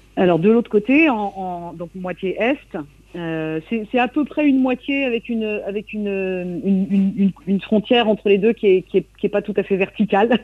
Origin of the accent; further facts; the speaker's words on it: coastal Trégor, Brittany, France; je viens du Trégor côtier